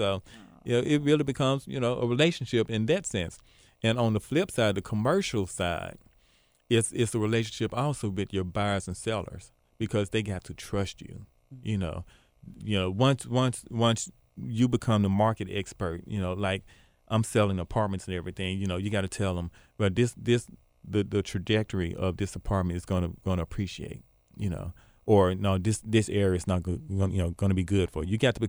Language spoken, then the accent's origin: English; Binghamton, New York, United States; So, again, I'm from Binghamton.